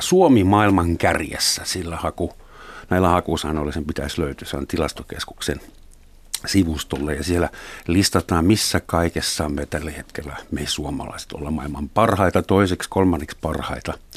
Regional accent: West Germany, Germany; now in Finland; mä mä Saksasta kotoisin, Länsi-Saksasta

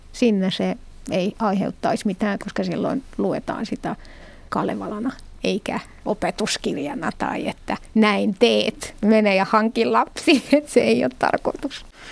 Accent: Morocco; accent: Moroccan Arabic; first language Moroccan Arabic; Finnish is a second language; moved away; mun äidinkieli on arabia, mutta Marokon arabia

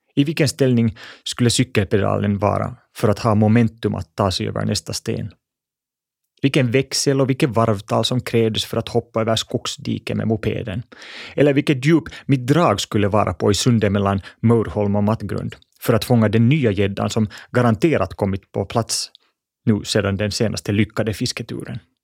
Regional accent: Espoo, Uusimaa, Finland; Jag växte upp i Bodoms vackra skogar

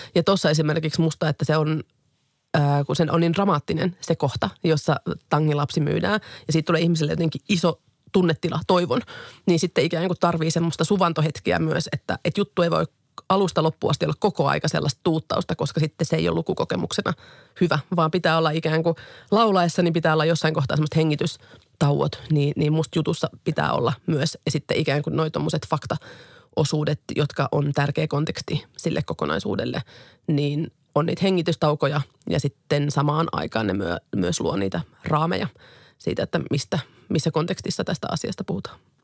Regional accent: Finland; moved away as an adult; now in China; mä työskentelen suomalaisena toimittajana Kiinassa

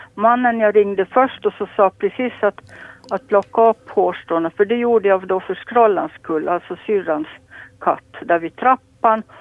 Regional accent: Lappo, Åland, Finland; jag är född och uppvuxen här på Lappo

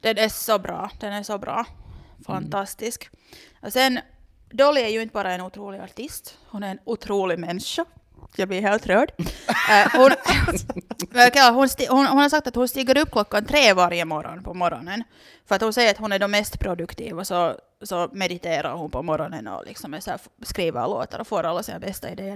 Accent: Loviisa, Uusimaa, Finland; jag är ju från Lovisa så jag är liksom helt uppvuxen med det här

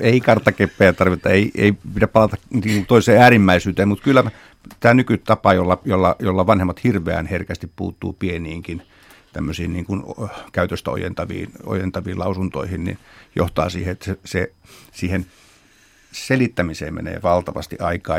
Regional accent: Lahti, Päijät-Häme, Finland; itse tulen Lahdesta

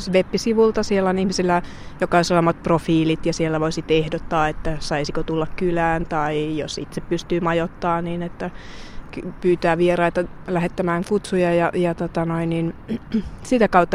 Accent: Finland; moved away as an adult; me ollaan Suomesta

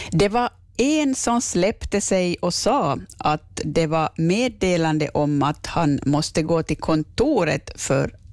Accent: Nykarleby, Ostrobothnia, Finland; Jag är från Nykabi.

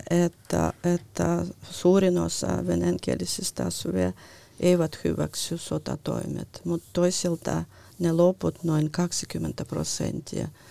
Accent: Lithuania; now in Finland; olen syntynyt äh, äh, Neuvostoliitossa, joka oli niin. Liettuan tasavalta

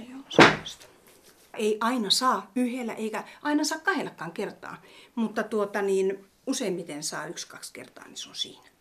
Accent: Tornio, Lapland, Finland; now in Pälkäne, Finland; Mä olen kotoisin Torniosta Laivajärvestä

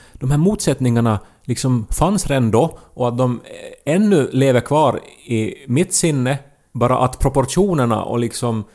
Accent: Pedersöre, Ostrobothnia, Finland; när vi växte upp i Pedersöre

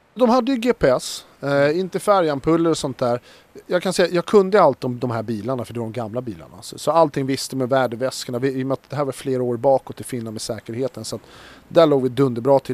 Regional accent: Stockholm, Stockholm County, Sweden; Vi växte upp i, här i Stockholm då, i en liten förort, eller ett så här villaområde

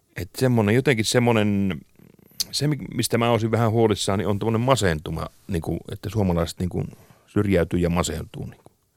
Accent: Kemi, Lapland, Finland; mä oon Kemistä, mm. jostain pienestä Kemistä tuolta pohjoisesta

